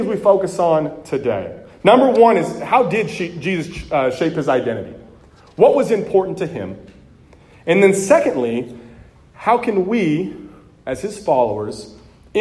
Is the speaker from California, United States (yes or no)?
yes; California, United States; moved away as an adult; now in Texas, United States; being from California